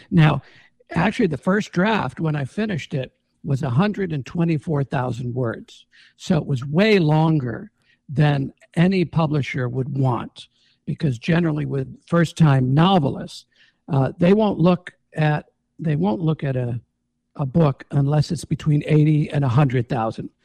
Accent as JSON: {"language": "English", "town": "Jamestown", "region": "New York", "country": "United States", "tie": "born or raised there", "also_born_or_lived": "Los Angeles", "moved": "as an adult", "said": "I grew up in Jamestown."}